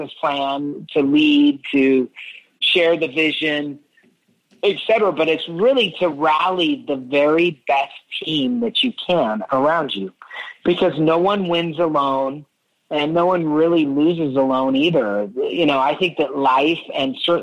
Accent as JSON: {"language": "English", "town": "Spokane", "region": "Washington", "country": "United States", "tie": "born or raised there", "said": "I grew up in Spokane, Washington."}